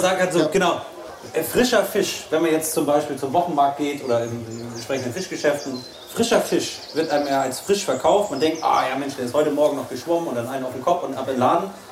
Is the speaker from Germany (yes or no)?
yes; Schleswig-Holstein, Germany; Ich komme aus Schleswig-Holstein und äh, lebe zwischen Elbe und den Meeren, sage ich immer